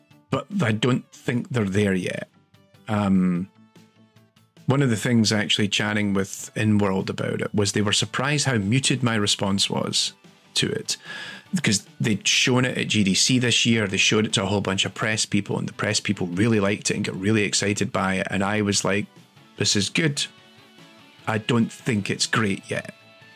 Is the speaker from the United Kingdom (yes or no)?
yes; Scotland, United Kingdom; I'm Scottish.